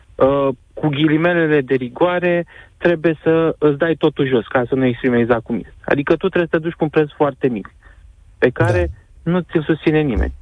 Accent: Constanța, Constanța County, Romania; Eu sunt din Constanța

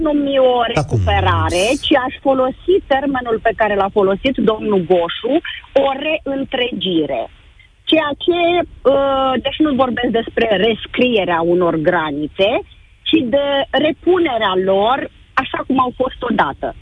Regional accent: Iași, Iași County, Romania; sunt din Iași, am 49 de ani

